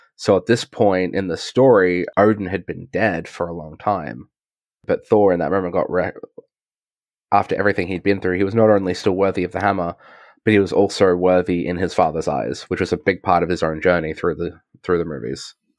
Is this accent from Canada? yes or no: no; Australia; I'm, I'm an Australian